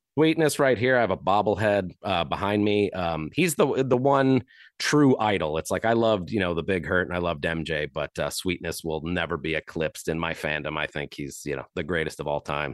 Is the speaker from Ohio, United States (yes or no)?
no; Chesterton, Indiana, United States; growing up in the Chicagoland area in Chesterton, Indiana